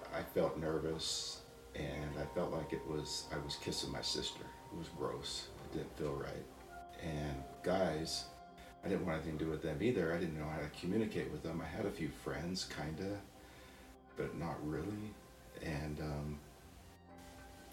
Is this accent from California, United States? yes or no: yes; Napa, California, United States; I was born in 1960 in Napa, California, and born into a religion and that just was our whole life